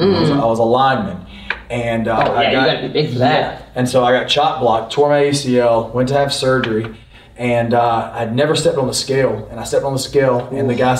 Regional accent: North Carolina, United States; growing up in North Carolina, all you do is get fried food

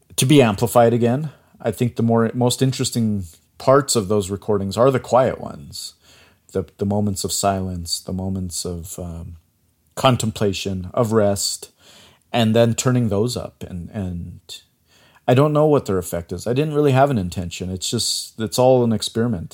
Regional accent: Chinle, Arizona, United States; moved away; I grew up on the Navajo Reservation. I grew up in a small town called Chinle, which is in Arizona.

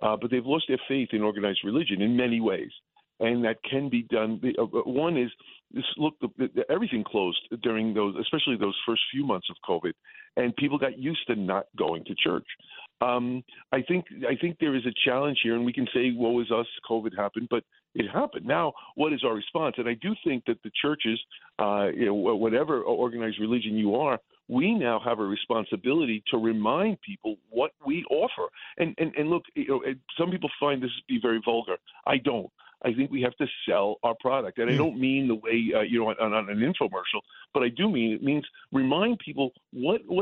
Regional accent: New York City, New York, United States; I grew up in the Bronx

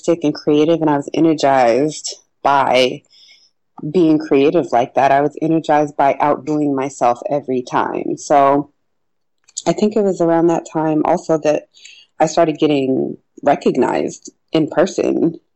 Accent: Denver, Colorado, United States; moved away as an adult; also born or lived in New York City / Washington, D.C.; now in Pittsburgh, United States; growing up in Denver, I mean, I certainly had a cool group of Black friends

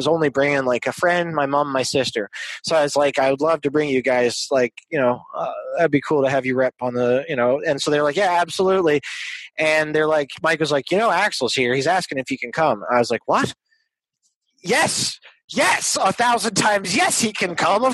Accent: Montreal, Quebec, Canada; moved away as an adult; now in Los Angeles, United States; the house I grew up in Montreal was like Jimmy Stewart's apartment in Rear Window

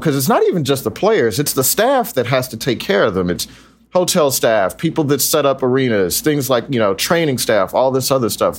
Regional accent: Texas, United States; moved away; I'm from Texas

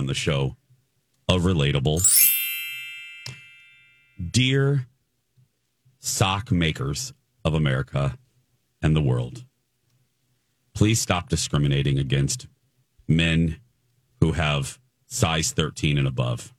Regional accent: Minnesota, United States

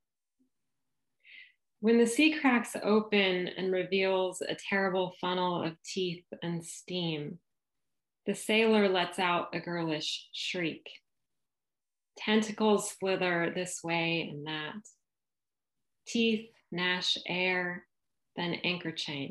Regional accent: San Diego, California, United States; now in Little Rock, United States; I live in Little Rock, Arkansas, but although I'm landlocked here, I grew up in San Diego. So I'm a Southern Californian at heart.

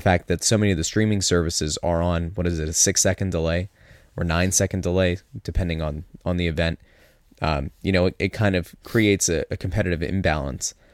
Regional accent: Pottsville, Pennsylvania, United States; I'm from Pottsville

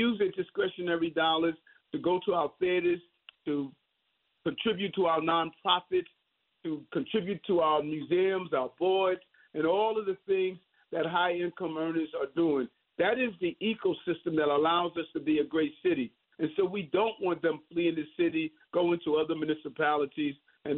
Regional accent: New York City, New York, United States; My dream of growing up in South Jamaica, Queens, you know, experiencing dyslexia, but now the mayor of the city of New York.

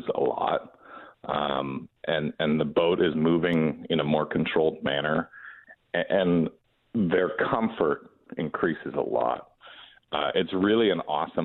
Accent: Ventura, California, United States; I've been a lifer here in Ventura. I was born here, and I did grow up

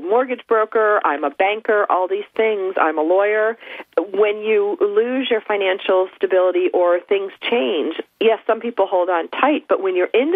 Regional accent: Buffalo, New York, United States; now in Southern California, United States; I was raised in Buffalo.

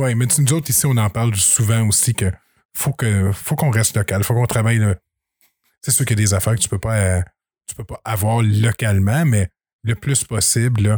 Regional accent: Saint-Grégoire, Quebec, Canada; je viens de Saint-Grégoire. Et là, je reste à la colle

